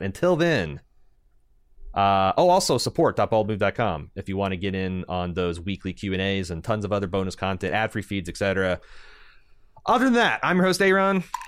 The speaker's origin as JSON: {"language": "English", "region": "Southern Indiana", "country": "United States", "tie": "born or raised there", "said": "our experiences growing up in Southern Indiana"}